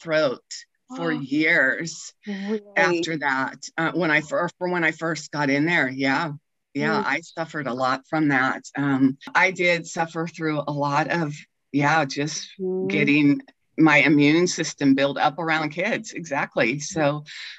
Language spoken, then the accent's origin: English; Kansas, United States; also born or lived in Colorado; I was born in Kansas, raised in Kansas.